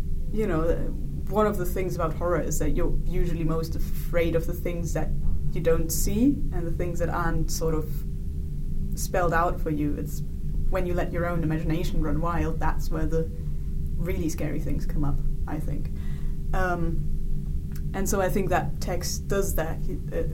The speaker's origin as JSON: {"language": "English", "region": "northern Bavaria", "country": "Germany", "tie": "born or raised there", "moved": "yes", "said": "In Germany, little village near in the north of Bavaria."}